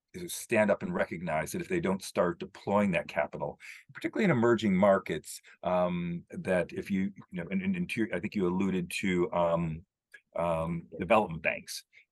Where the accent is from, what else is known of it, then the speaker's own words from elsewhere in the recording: United Kingdom; and I'm a British citizen, we led the Industrial Revolution.